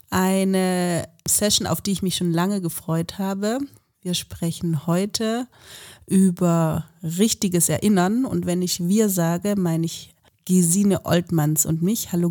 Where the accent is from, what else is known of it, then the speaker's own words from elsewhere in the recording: West Germany, Germany; now in Leipzig, Germany; Ich komme ja ursprünglich aus Westdeutschland, war 2000 bis 2002 in Leipzig und dann seit 2009 dauerhaft.